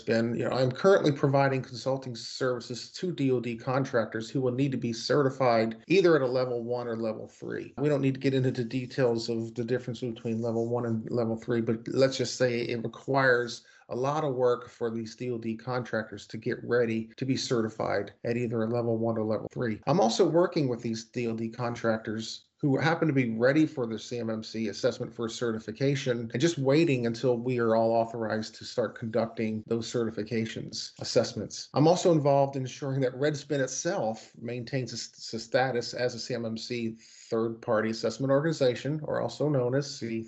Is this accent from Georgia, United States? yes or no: no; Baltimore, Maryland, United States; moved away as an adult; I'm originally from Baltimore, Maryland